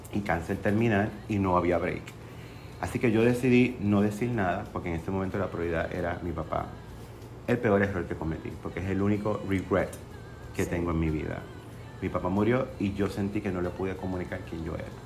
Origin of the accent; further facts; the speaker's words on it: Fajardo, Puerto Rico; yo nací y crecí en Fajardo